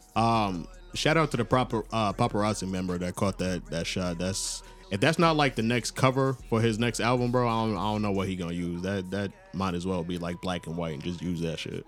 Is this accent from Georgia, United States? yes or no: no; Long Island, New York, United States; now in Atlanta, United States; I'm from Long Island originally